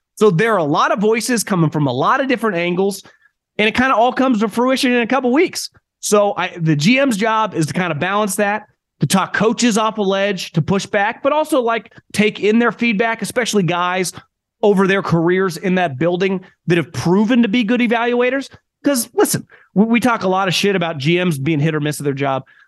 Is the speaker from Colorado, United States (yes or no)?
no; Northern California, United States; born and raised in Northern California